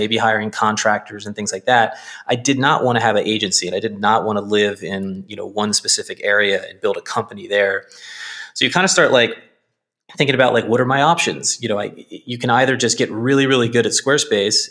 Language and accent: English; Baltimore, Maryland, United States; I grew up in Northeast Baltimore